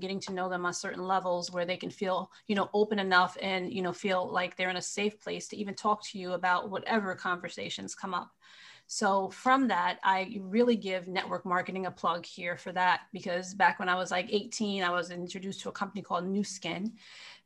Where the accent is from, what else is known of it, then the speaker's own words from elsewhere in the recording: Marlborough, New York, United States; I'm actually from upstate New York. And I was, you know, grew up in a small town called Marlborough, New York